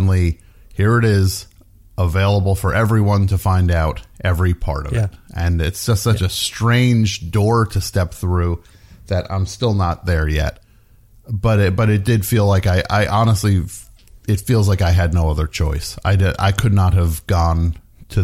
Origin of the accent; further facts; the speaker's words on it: New Jersey, United States; a kid growing up in New Jersey